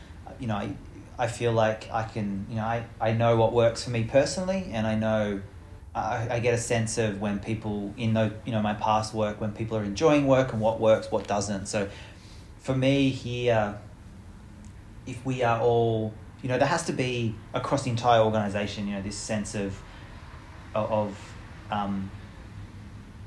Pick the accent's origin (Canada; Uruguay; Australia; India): Australia; our land, and the my ancestors who have lived here